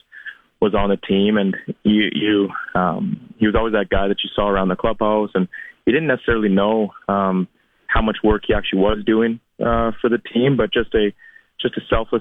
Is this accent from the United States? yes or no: no; Regina, Saskatchewan, Canada; here in Regina. So fortunate to stay in my hometown